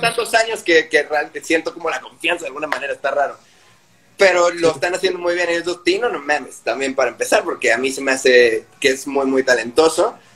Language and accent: Spanish; Guadalajara, Jalisco, Mexico; moved away; yo crecí en Guadalajara